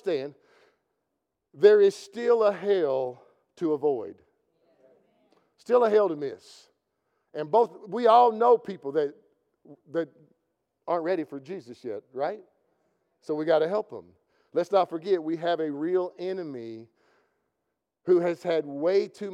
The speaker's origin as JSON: {"language": "English", "region": "Kentucky", "country": "United States", "said": "I'm from Kentucky"}